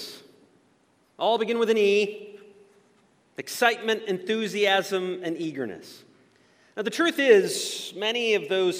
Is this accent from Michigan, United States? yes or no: yes; Ludington, Michigan, United States; my hometown of Ludington